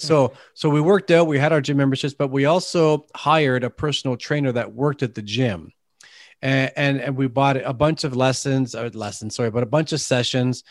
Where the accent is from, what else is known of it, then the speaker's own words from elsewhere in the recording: Canada; accent: Canadian tint; I've got a Canadian tint to my, my dialect here